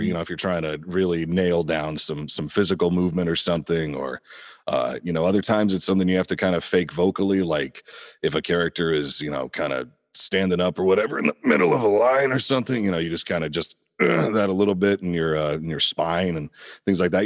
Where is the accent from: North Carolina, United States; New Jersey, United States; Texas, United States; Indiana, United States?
Indiana, United States; now in Los Angeles, United States; I'm originally from Indiana, um, a little bit outside Indianapolis there.